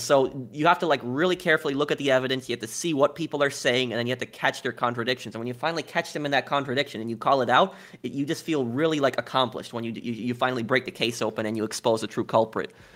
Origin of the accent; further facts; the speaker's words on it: New York, United States; moved away; I'm originally from New York